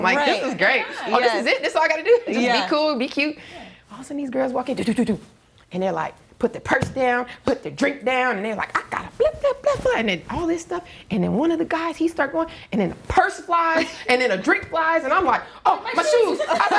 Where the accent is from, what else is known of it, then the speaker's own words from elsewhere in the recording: Brooklyn, New York, United States; now in Los Angeles, United States; is I'm originally from the East Coast, like Brooklyn, but I've been in LA most of my life.